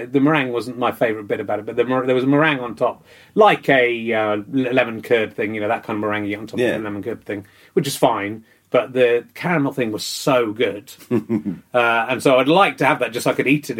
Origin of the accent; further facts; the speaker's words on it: Cheddar, South West England, United Kingdom; also born or lived in Pocklington, Yorkshire / Loughborough, Leicestershire; moved to Leicestershire, and then we moved to Somerset